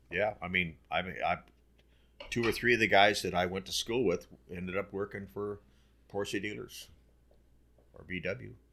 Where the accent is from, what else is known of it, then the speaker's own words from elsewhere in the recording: Burbank, California, United States; growing up in Burbank, North Hollywood